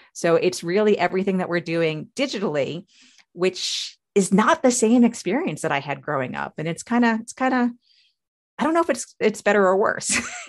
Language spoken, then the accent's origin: English; New York, United States; So I'm a child of the 80s. You know, I was born in 74. So I grew up basically in the 80s on Long Island.